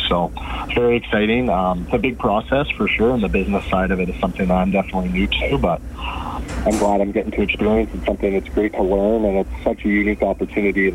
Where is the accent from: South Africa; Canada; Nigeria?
Canada; as a Canadian